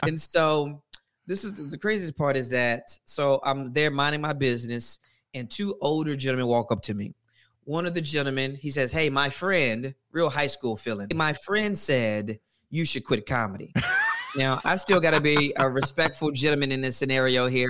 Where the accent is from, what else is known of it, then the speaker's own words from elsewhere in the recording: Louisiana, United States; now in Atlanta, United States; I'm originally from Louisiana, but Atlanta's home